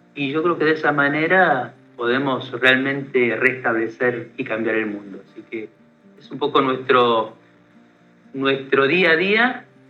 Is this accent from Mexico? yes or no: no; Argentina